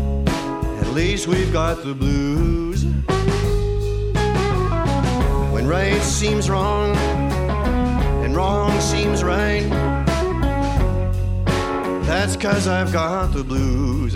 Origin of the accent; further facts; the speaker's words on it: Montreal, Quebec, Canada; I'm from Montreal, but I'm in New York right now